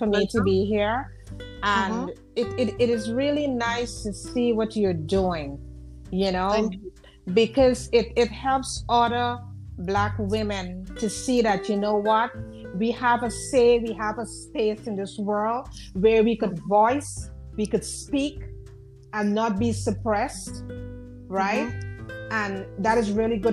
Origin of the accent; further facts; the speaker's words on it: Guyana; now in United States; Yes, I'm from Guyana. Yes, I'm from Guyana. Then I migrated here.